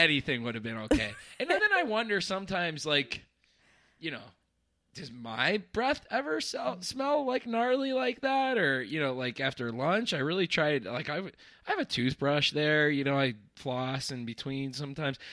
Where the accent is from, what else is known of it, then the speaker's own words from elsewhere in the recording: northeastern Pennsylvania, United States; swore I would not return to my hometown, and, and here I am in little, uh, northeastern Pennsylvania